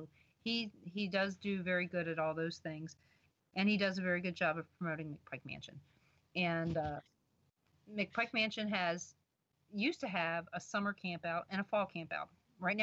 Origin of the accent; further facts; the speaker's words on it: Baltimore, Maryland, United States; I'm being from Baltimore, of course, you know, went down to Richmond all the time.